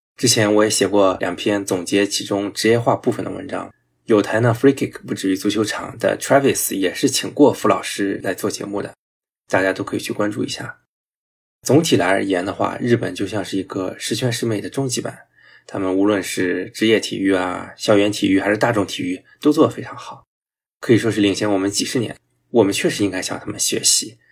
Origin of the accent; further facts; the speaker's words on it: Shandong, China; 因为有我家乡球队泰山队的球员孙忍浩在